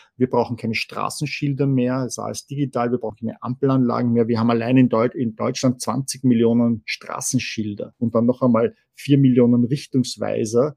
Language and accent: German; Vienna, Austria; als Wiener